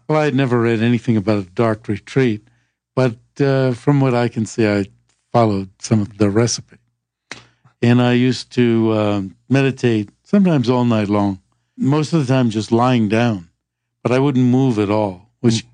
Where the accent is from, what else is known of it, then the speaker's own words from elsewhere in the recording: Rhode Island, United States; also born or lived in Vermont; I come from Rhode Island